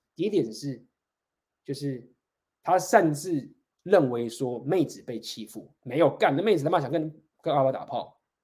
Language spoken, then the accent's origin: Chinese; Taiwan; 我们台湾人，就是大家都会照顾自己家人，然后就是孝顺，我们都是很尊重照顾这个家庭